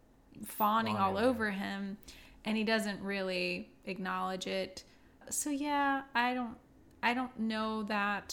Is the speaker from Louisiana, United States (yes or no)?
yes; South Louisiana, United States; moved away; I'm from South Louisiana. We don't have waterfalls there